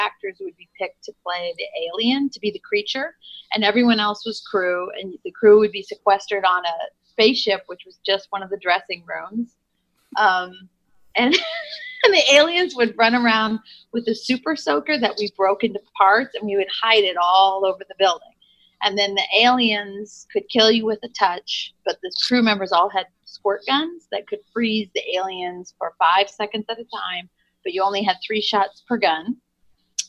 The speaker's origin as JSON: {"language": "English", "area": "Nebraska, Omaha, then Iowa City, Iowa", "region": "Midwest", "country": "United States", "tie": "born or raised there", "also_born_or_lived": "Chicago, Illinois", "moved": "yes", "said": "I'm from Nebraska, and I grew up in Omaha and then in Iowa, in Iowa City, and then moved"}